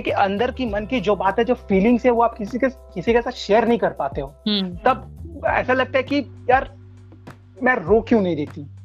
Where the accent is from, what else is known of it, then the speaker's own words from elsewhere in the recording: Kolkata, West Bengal, India; मैं कोलकाता वेस्ट बंगाल से हूँ